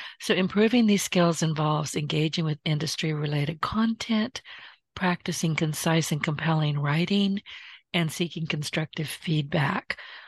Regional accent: the South, United States; I'm a Southerner.

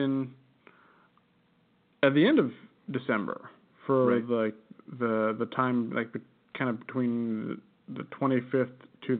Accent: United States; accent: American; my awful American accent

